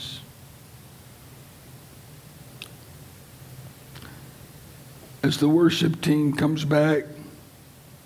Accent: Lynchburg, Virginia, United States; my hometown, Lynchburg, Virginia

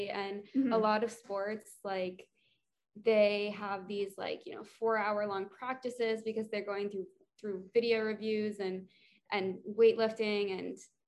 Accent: Georgia, United States; I'm originally from Georgia. So we used to race there every year in high school

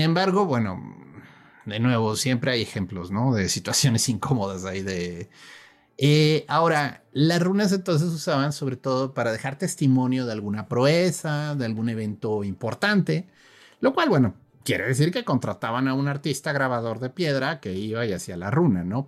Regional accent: Mexico; yo soy de aquí de México

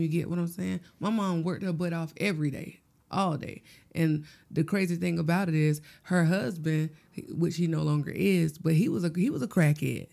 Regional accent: Gloverville, South Carolina, United States; I'm from Gloverville, South Carolina.

